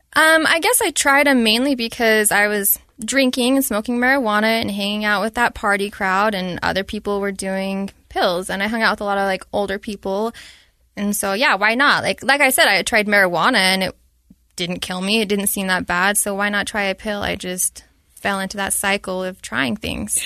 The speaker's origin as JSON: {"language": "English", "region": "Utah", "country": "United States", "tie": "born or raised there", "said": "Born and raised, lived there my entire life, Utah County"}